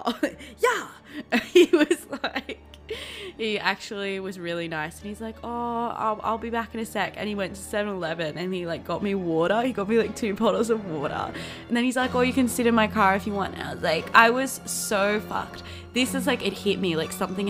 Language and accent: English; Blue Mountains, New South Wales, Australia; I grew up in the Blue Mountains, Australia, which is in New South Wales